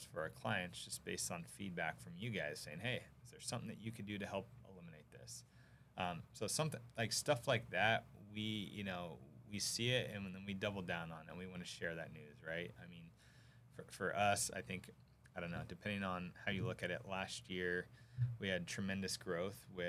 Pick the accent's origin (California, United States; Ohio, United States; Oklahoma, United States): California, United States; Sacramento; I actually grew up in Sacramento, so you can guess the team that was my hometown team